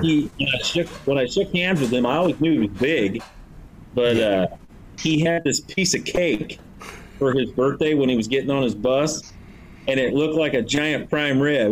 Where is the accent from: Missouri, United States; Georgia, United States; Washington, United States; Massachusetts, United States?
Washington, United States; Aberdeen; my hometown of Aberdeen, Washington